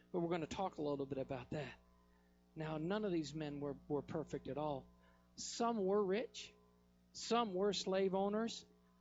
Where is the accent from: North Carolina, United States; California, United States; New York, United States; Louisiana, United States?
North Carolina, United States; I'm from North Carolina